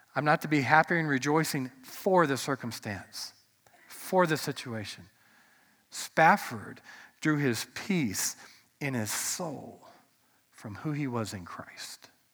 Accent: United States; as an American

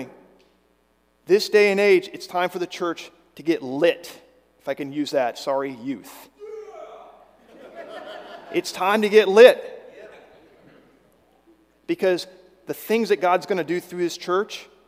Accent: Virginia, United States; When I was growing up in Virginia, I did a lot of hiking along the Appalachian Trail as a Boy Scout

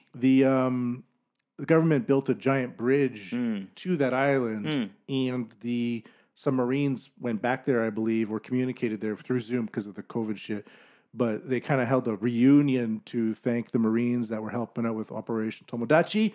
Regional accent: Canada; as a Canadian

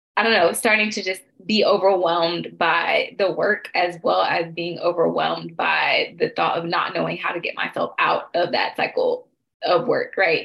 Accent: Stone Mountain, Georgia, United States; now in Washington, D.C., United States; I am from Stone Mountain, Georgia. I am based in the Washington, D.C. area

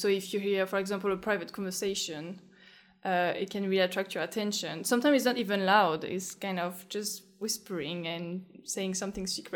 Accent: France; accent: French; moved away as an adult; also born or lived in Paris, France; now in London, United Kingdom; I did some studies in France, in Paris

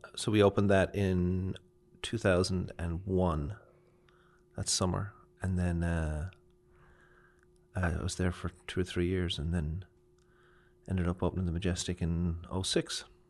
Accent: Kildare, Leinster, Ireland; also born or lived in Orlando / Chicago / Boston / New York; now in Memphis, United States; I'm actually from Kildare, which is part of the country

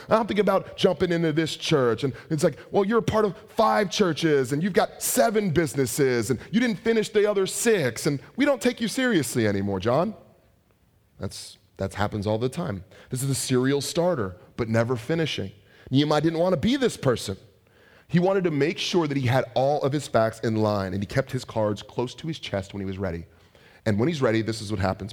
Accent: San Francisco Bay Area, California, United States; I'm from the Bay Area

